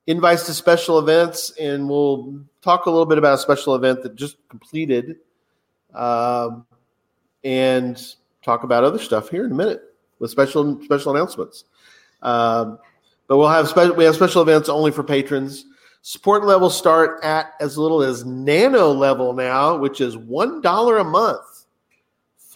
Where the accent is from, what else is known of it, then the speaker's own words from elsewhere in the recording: Texas, United States; this Texas boy